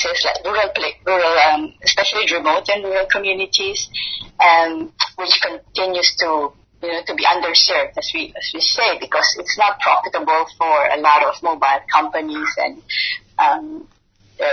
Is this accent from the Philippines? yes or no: yes; Philippines; I come from the Philippines